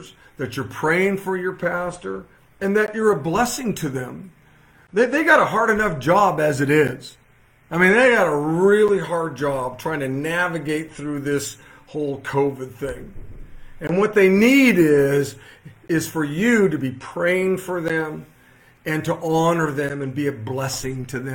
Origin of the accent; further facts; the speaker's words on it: Modesto, California, United States; I'm looking in the Modesto Bee. I'm looking in the, which is my hometown paper